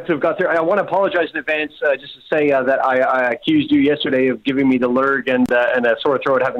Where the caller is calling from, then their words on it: London, United Kingdom; I'm calling from London.